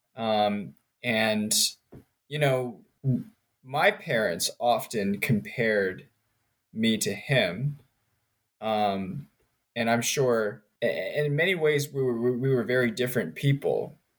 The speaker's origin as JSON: {"language": "English", "country": "United States", "tie": "born or raised there", "also_born_or_lived": "Richmond, Virginia / Princeton, New Jersey / Maryland / North Carolina", "said": "So I grew up in Richmond, Virginia, and Princeton, New Jersey. Um, I was born in Maryland"}